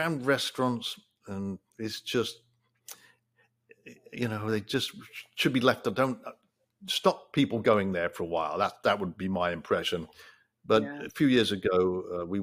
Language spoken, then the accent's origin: English; England, United Kingdom; now in United States; growing up in England